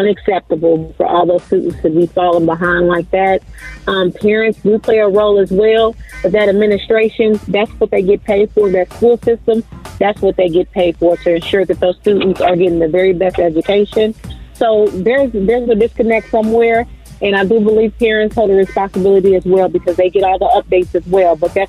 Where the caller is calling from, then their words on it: Indianapolis, Indiana, United States; I'm calling from Indianapolis, Indiana.